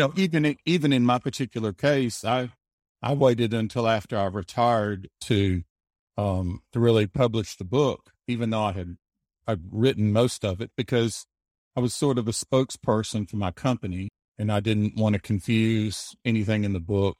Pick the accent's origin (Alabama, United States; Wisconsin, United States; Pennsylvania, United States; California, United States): Alabama, United States; also born or lived in Germany; Yeah, I mostly grew up in Alabama, except for a few years in Germany. My father was in the military, but I grew up mostly in Alabama.